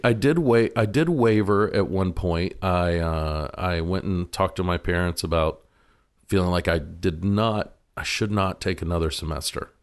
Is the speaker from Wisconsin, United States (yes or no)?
no; Kings Mountain, North Carolina, United States; moved away; also born or lived in Raleigh, North Carolina / Gastonia, North Carolina / Seattle; I grew up in Kings Mountain, North Carolina.